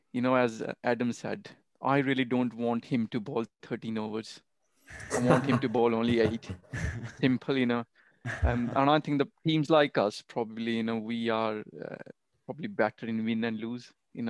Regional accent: India; now in United Kingdom; I still remember my first match in UK, so when I came from India.

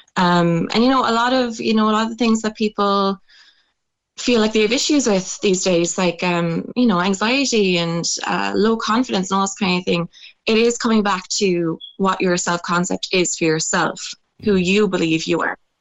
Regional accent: Ireland; growing up in Irish culture

